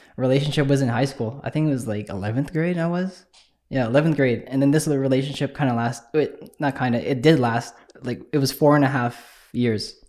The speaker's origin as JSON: {"language": "English", "town": "Winnipeg", "region": "Manitoba", "country": "Canada", "said": "I'm from Transcona."}